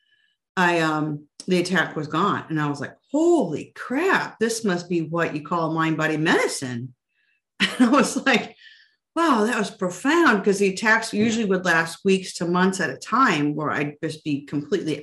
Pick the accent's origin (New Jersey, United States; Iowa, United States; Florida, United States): Iowa, United States; I grew up in Iowa and there's more pigs than people there